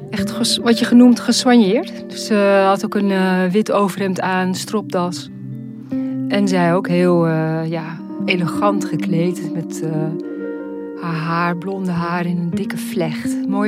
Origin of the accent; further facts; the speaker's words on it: Maastricht, Limburg, Netherlands; eh, we hebben eigenlijk ons hele leven in het buitenland gewoond... maar we zijn teruggekeerd, want ik ben een echte Maastrichtenaar.